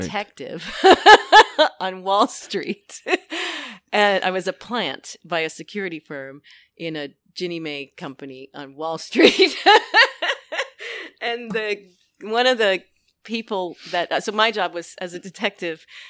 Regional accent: New York City, New York, United States; born or raised there

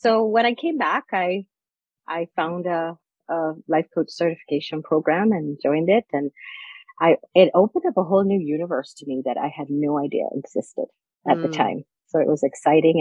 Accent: Jamaica; now in Maryland, United States; my family, I'm from Jamaica

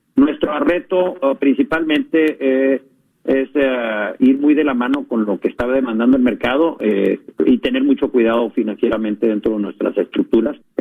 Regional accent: Tamaulipas, Mexico

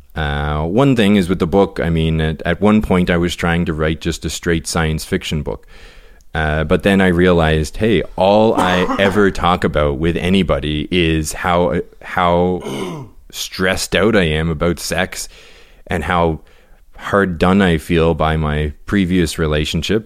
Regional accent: the Maritimes, Canada; we're from the Maritimes

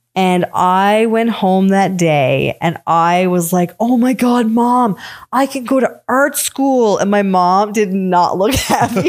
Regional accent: Newfoundland and Labrador, Canada; growing up in Newfoundland was tough too

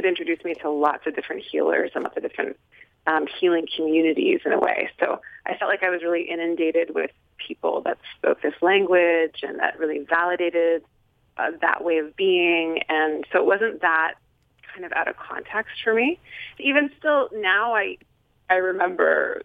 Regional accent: Nelson, British Columbia, Canada; I grew up in a small town in British Columbia called Nelson, B.C., in Canada

